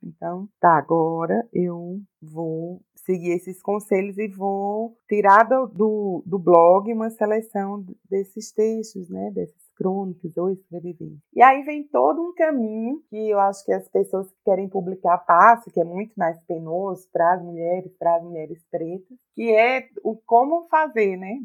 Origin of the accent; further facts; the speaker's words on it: Campina Grande, Paraíba, Brazil; moved away as an adult; now in Brasília, Brazil; eu sou paraibana, nordestina